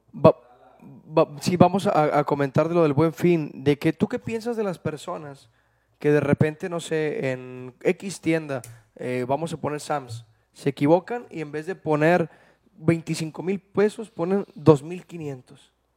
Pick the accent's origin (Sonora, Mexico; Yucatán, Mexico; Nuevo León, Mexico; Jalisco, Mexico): Nuevo León, Mexico; Santiago; Yo soy de Santiago, Nuevo León